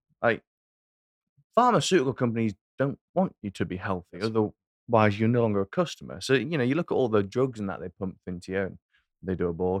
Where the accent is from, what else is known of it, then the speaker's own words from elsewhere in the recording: England, United Kingdom; As an Englishman